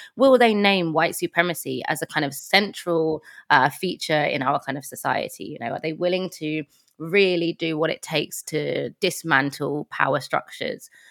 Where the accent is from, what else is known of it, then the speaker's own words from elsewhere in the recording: London, United Kingdom; moved away as an adult; now in Manchester, United Kingdom; So, I am from London. Um, I'm from Tottenham originally, but I live in Manchester.